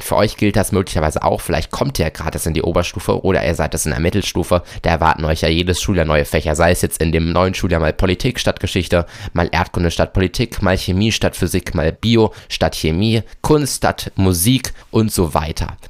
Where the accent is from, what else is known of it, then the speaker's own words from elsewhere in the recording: North Rhine-Westphalia, Germany; bei uns in NRW